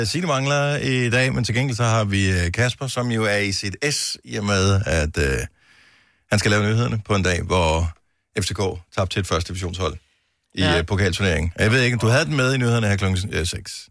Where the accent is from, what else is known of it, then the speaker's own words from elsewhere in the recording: Denmark; jeg er jo dansker